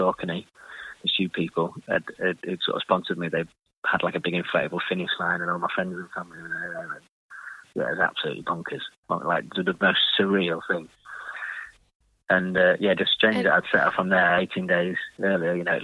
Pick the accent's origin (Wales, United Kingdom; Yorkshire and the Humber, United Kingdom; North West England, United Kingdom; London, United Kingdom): Yorkshire and the Humber, United Kingdom; Harrogate; my hometown in Harrogate